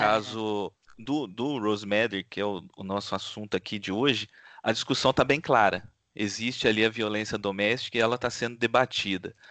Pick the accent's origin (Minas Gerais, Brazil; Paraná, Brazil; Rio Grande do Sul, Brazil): Minas Gerais, Brazil; Pouso Alegre; moved away; Apesar de não residir mais lá, eu vivi grande parte da minha vida em Pouso Alegre, no sul de Minas Gerais